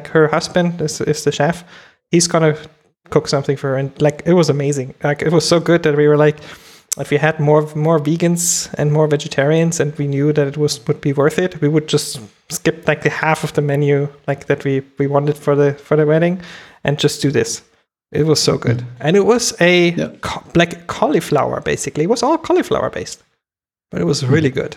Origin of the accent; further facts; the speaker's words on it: Germany; as a kid, I grew up in Germany